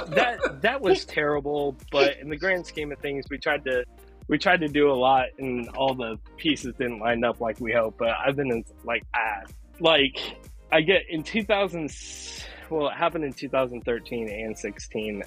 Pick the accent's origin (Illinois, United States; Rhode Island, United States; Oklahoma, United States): Oklahoma, United States; I was born and raised in Oklahoma